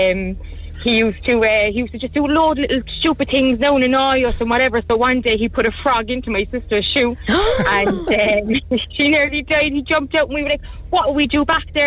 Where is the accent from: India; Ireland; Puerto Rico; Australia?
Ireland; Cork, Munster